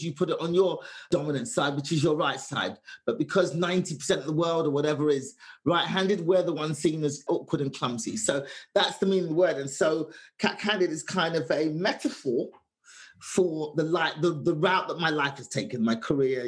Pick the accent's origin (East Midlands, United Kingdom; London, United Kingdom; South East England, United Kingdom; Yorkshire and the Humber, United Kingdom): London, United Kingdom; moved away; 25 years of my life, just growing up in London, England in the 70s